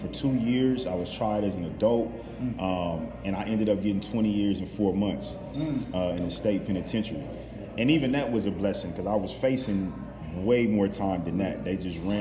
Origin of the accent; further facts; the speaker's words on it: Los Angeles, California, United States; I grew up in Cali. I was raised in Los Angeles, South Central, to be specific.